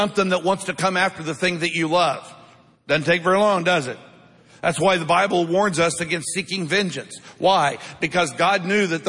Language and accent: English; Midwest, United States; growing up in the Midwest